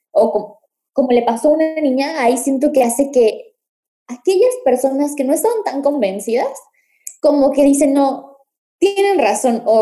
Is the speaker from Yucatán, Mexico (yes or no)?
yes; Mérida, Yucatán, Mexico; moved away as an adult; also born or lived in Puebla; soy de Mérida, la verdad.